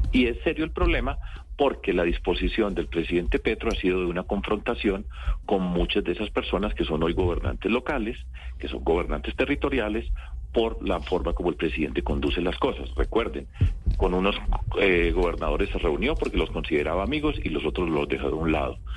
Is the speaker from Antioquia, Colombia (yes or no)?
yes; Antioquia, Colombia; Y yo vengo de Antioquia